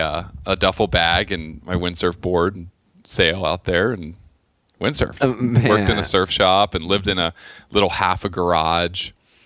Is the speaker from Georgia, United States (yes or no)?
no; Clearwater, Florida, United States; moved away as an adult; also born or lived in Tennessee / Miami / Wailuku, Maui / California; I grew up in Clearwater.